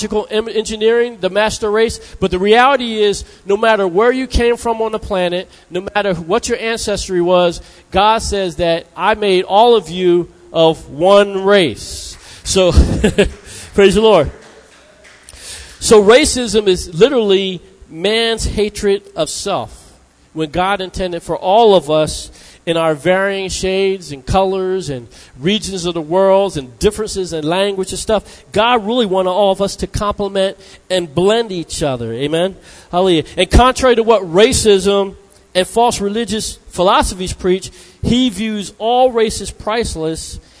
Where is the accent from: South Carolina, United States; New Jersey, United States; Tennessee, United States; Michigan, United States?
New Jersey, United States; I'm from New Jersey